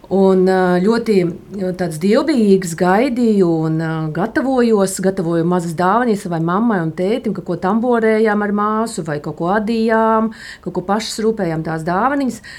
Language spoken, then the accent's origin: Latvian; Latgale, Latvia; Es nāku no Latgales, un uh, mēs, uh, kad vēl bija arī 80. gadu beigas, un uh, atceros savu bērnību